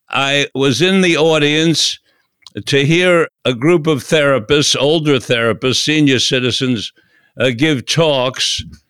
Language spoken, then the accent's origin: English; New York City, New York, United States; also born or lived in Florida; from the swamps of Florida, rather, to the jungles of Manhattan. And so I grew up from about 6, 7 on in Manhattan